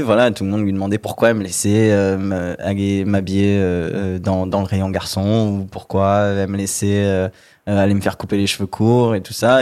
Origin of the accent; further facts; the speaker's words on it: Martigues, Provence-Alpes-Côte d'Azur, France; moved away; Je viens du sud de la France. J'ai grandi dans une petite ville qui s'appelle Martigues, donc c'est à genre 30 km de Marseille.